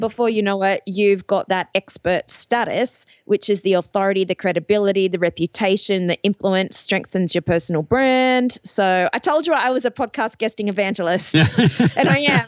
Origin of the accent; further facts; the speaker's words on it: Australia; accent: Australian; also born or lived in Athens, Ohio; You might notice from the accent I am Australian